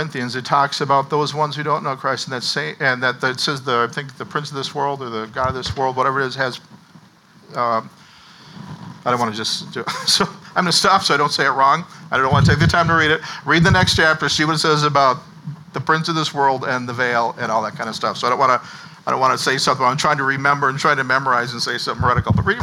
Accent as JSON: {"language": "English", "region": "Minnesota", "country": "United States", "tie": "born or raised there", "said": "growing up in Minnesota"}